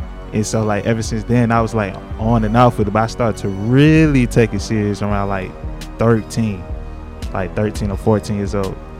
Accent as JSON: {"language": "English", "town": "College Park", "region": "Georgia", "country": "United States", "said": "I am from College Park, Georgia."}